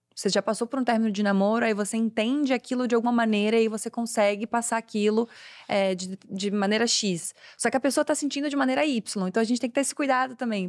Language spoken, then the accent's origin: Portuguese; Florianópolis, Santa Catarina, Brazil; sou de Floripa